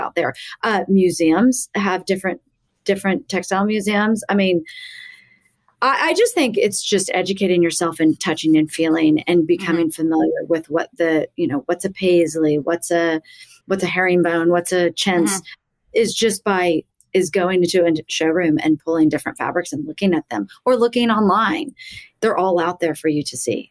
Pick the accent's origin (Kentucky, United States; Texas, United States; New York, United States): Texas, United States; Texas Hill Country, United States; now in Dallas, United States; I grew up on a ranch in the Texas Hill Country